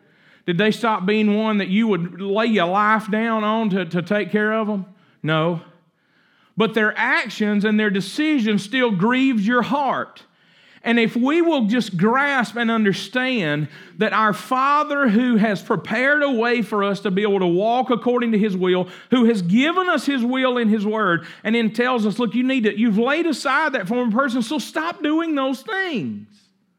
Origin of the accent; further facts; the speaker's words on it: Coldwater, United States; I mean, we grew up in Coldwater. Nobody got no $400 set of knives out there on the kitchen counter.